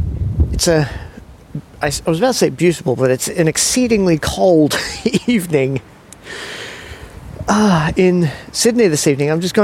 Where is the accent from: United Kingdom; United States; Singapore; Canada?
Singapore; now in Australia; It was funny when I was growing up in Singapore and we'd come back to Australia for holidays